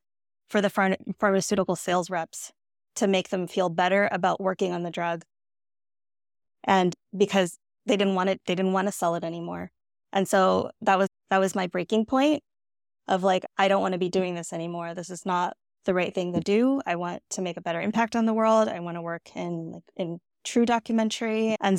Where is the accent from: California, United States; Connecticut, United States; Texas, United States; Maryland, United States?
California, United States; Okay, my background. So I grew up in the Bay Area in California.